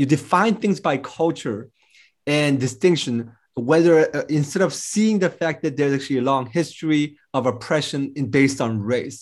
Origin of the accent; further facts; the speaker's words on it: United States; I'm American